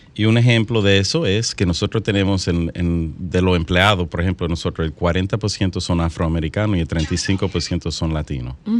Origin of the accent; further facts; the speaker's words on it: Santo Domingo, Dominican Republic; moved away; yo me crié aquí en Santo Domingo